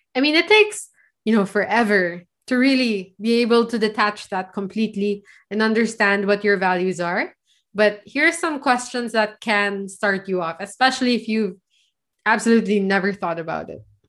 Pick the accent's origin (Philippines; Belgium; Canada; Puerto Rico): Philippines; I'm from the Philippines.